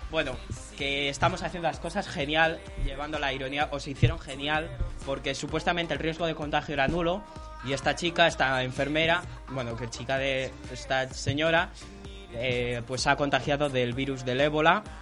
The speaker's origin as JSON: {"language": "Spanish", "country": "Spain"}